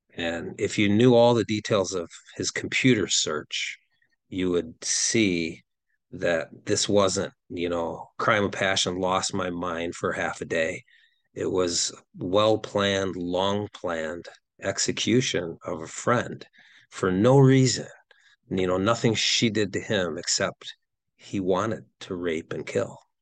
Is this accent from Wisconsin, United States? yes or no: yes; Wisconsin, United States; I'm from Wisconsin